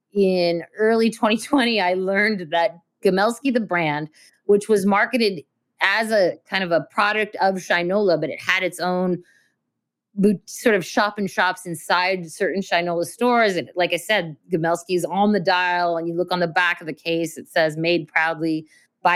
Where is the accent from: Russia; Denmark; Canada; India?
Russia; moved away; also born or lived in Belarus (ancestry); I was born in Russia